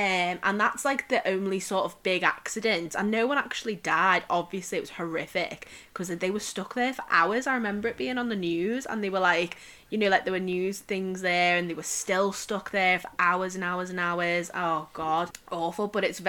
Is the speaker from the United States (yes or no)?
no; United Kingdom; we as like a British population